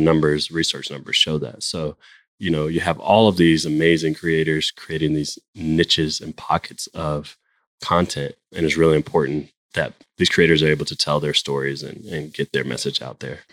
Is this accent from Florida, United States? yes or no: yes; Jacksonville, Florida, United States; now in Atlanta, United States; I grew up in Jacksonville, Florida